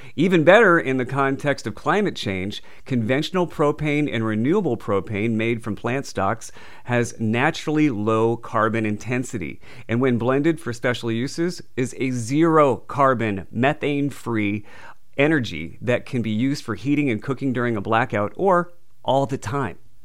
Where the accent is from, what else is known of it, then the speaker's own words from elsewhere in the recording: New England, United States; now in Southern California, United States; I'm originally from New England